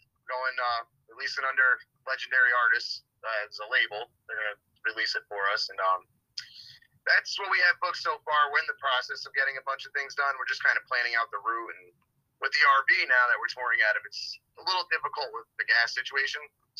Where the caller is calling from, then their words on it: New Haven, Connecticut, United States; New Haven, Connecticut.